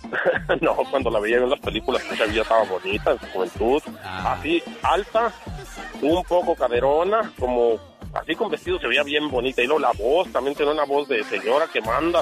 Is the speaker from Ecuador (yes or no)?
no; Chihuahua, Mexico; de Chihuahua, allá mi pueblo